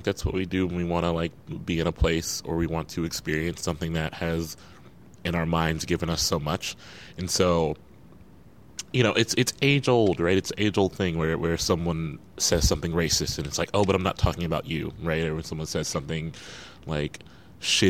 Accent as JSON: {"language": "English", "region": "Midwest", "country": "United States", "said": "I come from the Midwest"}